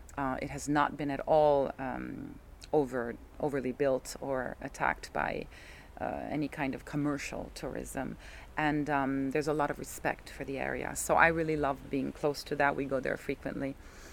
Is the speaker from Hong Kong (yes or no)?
no; Italy; moved away; When I was growing up in Italian school